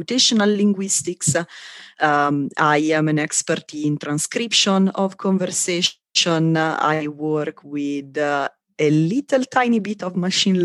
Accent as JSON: {"language": "English", "country": "Italy", "moved": "as an adult", "lives_now": "Santa Barbara, United States", "said": "I'm originally from Italy"}